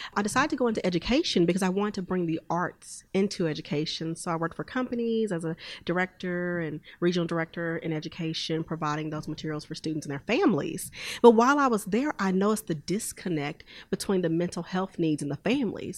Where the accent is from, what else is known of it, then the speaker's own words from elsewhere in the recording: Houston, Texas, United States; now in Oklahoma City, United States; i'm originally from houston texas and i now reside in oklahoma city